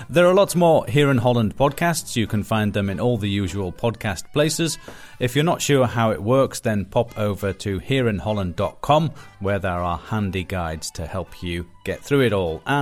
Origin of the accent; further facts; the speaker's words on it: India; moved away as an adult; now in Netherlands; I'm from India.